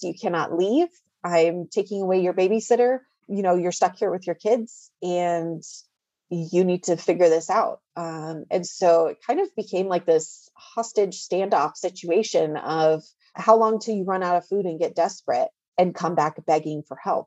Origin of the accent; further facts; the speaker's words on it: Greeley, Colorado, United States; moved away as an adult; also born or lived in Denver, Colorado; I was born and raised in Greeley, Colorado